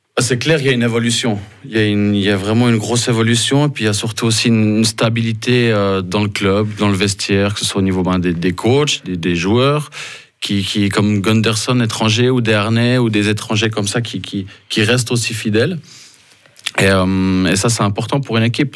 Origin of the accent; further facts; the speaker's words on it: Lausanne, Vaud, Switzerland; moved away as an adult; also born or lived in Ambrì; now in Fribourg, Switzerland; j'ai grandi à Lausanne